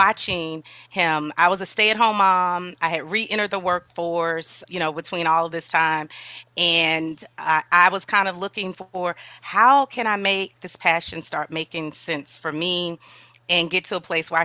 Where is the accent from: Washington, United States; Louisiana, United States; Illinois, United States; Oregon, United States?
Louisiana, United States; New Orleans; now in San Antonio, United States; I'm from New Orleans originally